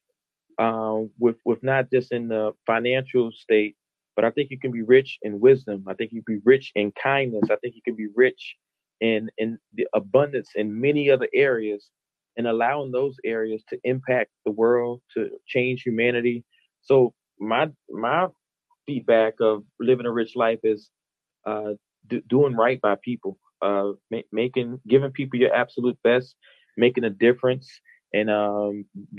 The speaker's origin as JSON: {"language": "English", "town": "Madison", "country": "United States", "tie": "born or raised there", "also_born_or_lived": "the South", "moved": "as an adult", "lives_now": "Baltimore, United States", "said": "Madison, giving my hometown a shout out"}